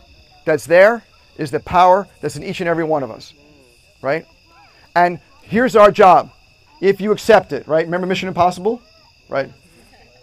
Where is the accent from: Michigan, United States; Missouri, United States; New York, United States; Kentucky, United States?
New York, United States; I'm from New York, so I was going to SUNY Albany.